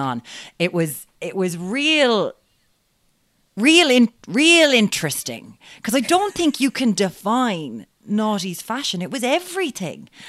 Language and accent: English; Limerick, Munster, Ireland; I'm from Limerick and, you know, Stab City, we've got guns now, lads